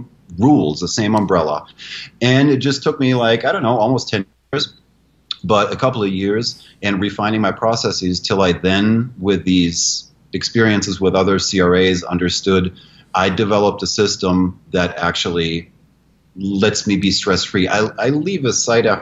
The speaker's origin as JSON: {"language": "English", "country": "Germany", "tie": "born or raised there", "moved": "as an adult", "lives_now": "United States", "said": "I'm an American citizen, but it's been 30 years in Germany. And Germans are efficient and accurate. That's just being German. And I went to school there for 13 years, and I lived in that country."}